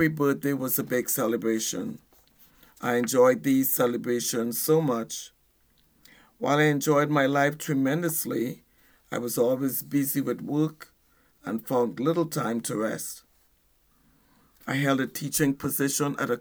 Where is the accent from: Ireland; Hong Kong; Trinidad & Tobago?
Trinidad & Tobago; moved away as an adult; now in United States; I'm originally from Trinidad and Tobago, an island in the Caribbean